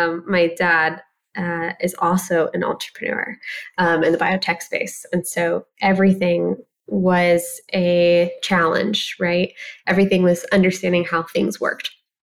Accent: Ohio, United States; a very small girl growing up in Ohio. I tell people I'm Middle Eastern and Midwestern, which makes me chronically nice as well. And, you know, Ohio is just an amazing place to raise a family.

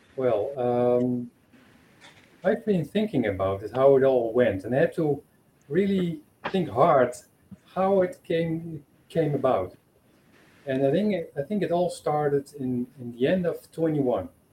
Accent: Netherlands; moved away as an adult; now in Portugal; I am from the Netherlands, but I live here in Portugal.

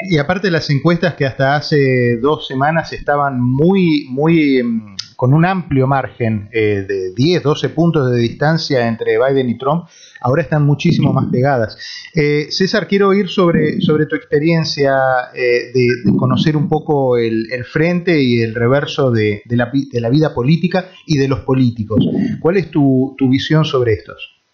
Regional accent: Argentina; now in United States; como argentino

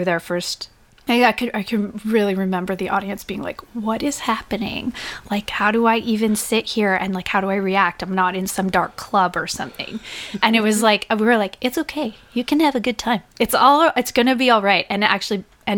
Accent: Whitby, Ontario, Canada; I grew up in Whitby, Ontario, which is just east of Toronto.

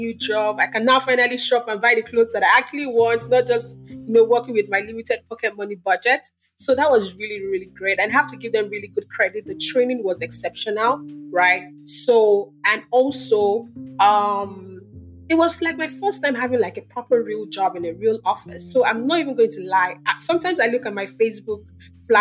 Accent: Lagos, Nigeria; also born or lived in Kinshasa, Democratic Republic of the Congo; We grew up in Lagos

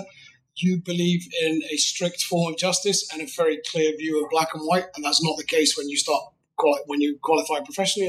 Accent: United Kingdom; accent: British; I'm British

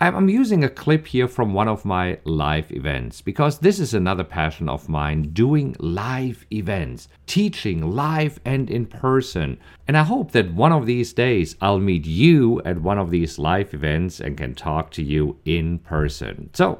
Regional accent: Germany; moved away as an adult; now in United States; how I came from Germany to the US, how I came with only a few thousand dollars in my pocket

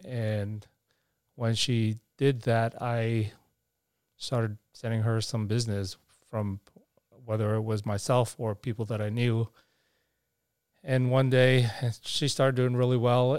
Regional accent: New York City, New York, United States; now in Arizona, United States; I grew up in New York City in Manhattan when uh, Manhattan was a bit on the tough side.

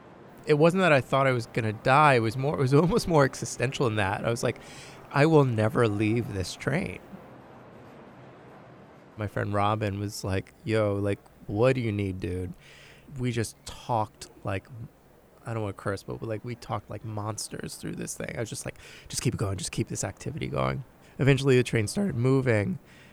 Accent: New York, United States; Never had really anything happen on a train other than just the general grievances of being a New Yorker.

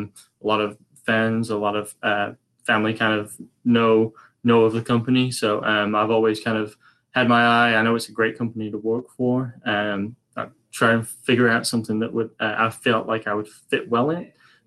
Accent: England, United Kingdom; I'm from England originally.

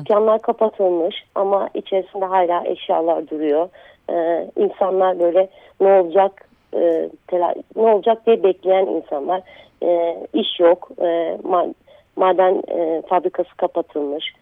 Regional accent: Tunceli Province, Turkey; moved away; also born or lived in Diyarbakır; Ben e, Dersimliyim ve Diyarbakır'da yaşıyordum

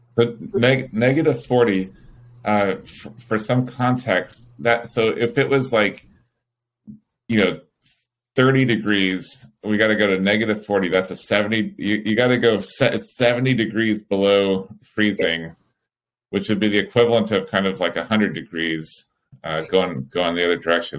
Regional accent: California, United States; as a Californian

